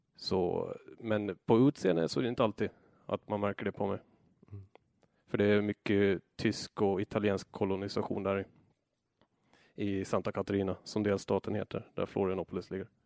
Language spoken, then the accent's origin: Swedish; Åland Islands; moved away as an adult; also born or lived in Föglö; now in Brazil; halva året så var jag hemma på Åland och arbetade